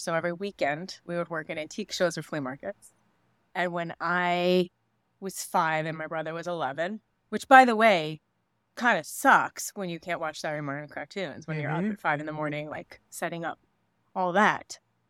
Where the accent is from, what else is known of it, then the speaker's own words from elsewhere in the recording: New York, United States; I grew up in New York.